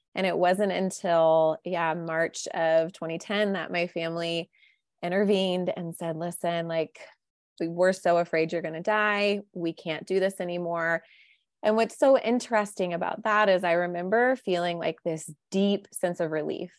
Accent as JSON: {"language": "English", "region": "Midwest", "country": "United States", "tie": "born or raised there", "said": "I was raised in the Midwest by two great, wonderful parents"}